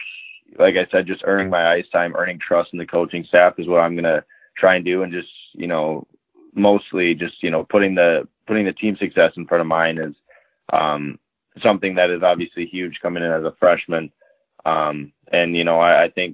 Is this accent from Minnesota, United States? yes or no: yes; Minnesota, United States; I grew up here in Minnesota